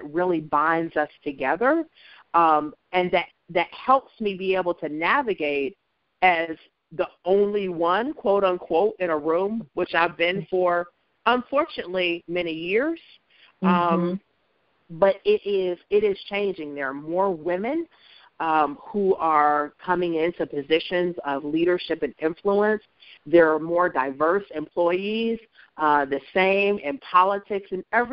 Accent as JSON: {"language": "English", "town": "Columbus", "region": "Ohio", "country": "United States", "tie": "born or raised there", "also_born_or_lived": "Hershey, Pennsylvania", "moved": "as an adult", "said": "I grew up in Columbus and went to Columbus City Schools"}